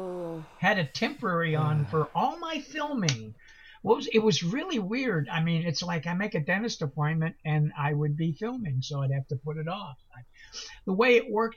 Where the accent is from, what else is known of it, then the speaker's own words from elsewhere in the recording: Pittsburgh, Pennsylvania, United States; I'm originally from the Pittsburgh area of Pennsylvania